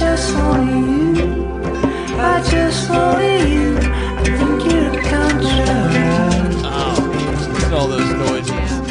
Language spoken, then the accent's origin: English; Indiana, United States; moved away; out in Indiana